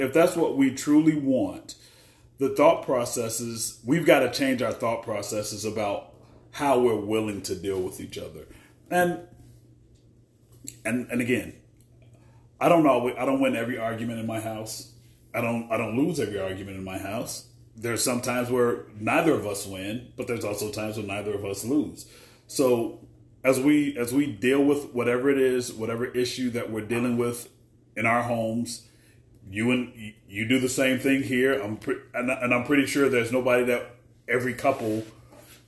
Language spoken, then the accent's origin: English; United States; I live in the U.S. I'm an American